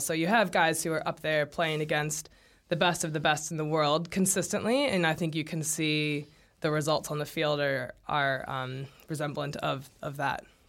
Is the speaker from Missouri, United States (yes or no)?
yes; St. Louis, Missouri, United States; moved away as an adult; now in New Zealand; he's from my hometown